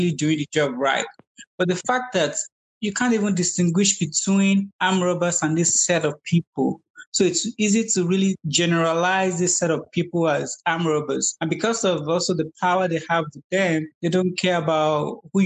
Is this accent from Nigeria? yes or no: yes; Nigeria; growing up in Nigeria